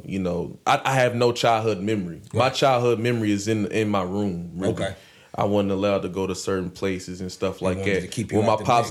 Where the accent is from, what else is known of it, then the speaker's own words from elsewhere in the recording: Radcliff, Kentucky, United States; also born or lived in Elizabethtown, Kentucky; I was actually born here